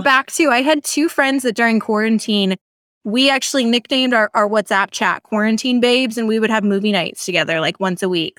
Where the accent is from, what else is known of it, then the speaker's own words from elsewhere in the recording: Seattle, Washington, United States; moved away as an adult; also born or lived in Michigan; I'm from the Seattle area.